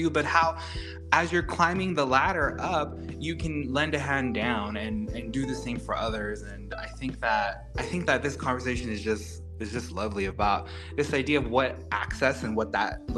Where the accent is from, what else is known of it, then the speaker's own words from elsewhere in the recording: South Texas, United States; Growing up in South Texas, a first generation kid from the border, going to UT Austin